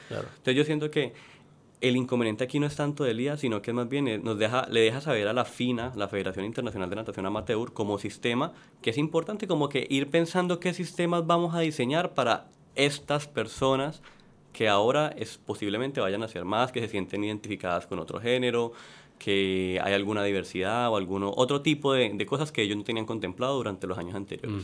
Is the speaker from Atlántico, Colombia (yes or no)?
no; Cali, Valle del Cauca, Colombia; moved away as an adult; now in Puerto Rico; Yo soy de Cali, Colombia.